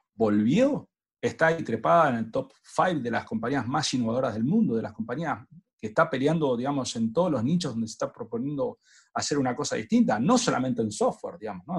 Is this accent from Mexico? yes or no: no; Argentina; lo que usamos acá en Argentina